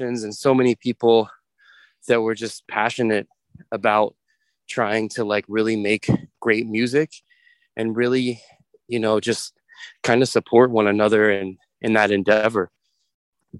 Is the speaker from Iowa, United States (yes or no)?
no; Cincinnati, Ohio, United States; moved away as an adult; also born or lived in New York / Boston; now in Chicago, United States; I grew up in Cincinnati, Ohio